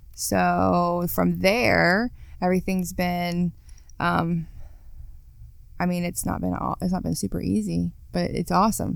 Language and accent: English; Parkersburg, West Virginia, United States; I grew up in Parkersburg